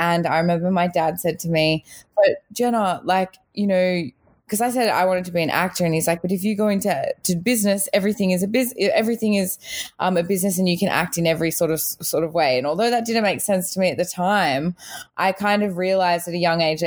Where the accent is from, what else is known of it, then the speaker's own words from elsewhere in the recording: Australia; also born or lived in South Africa; I was born in South Africa. I immigrated to Australia with my family when I was little.